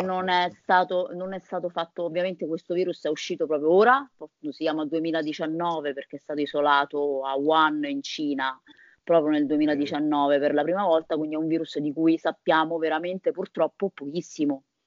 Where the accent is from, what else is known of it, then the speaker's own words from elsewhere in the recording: Viterbo, Lazio, Italy; sono di Viterbo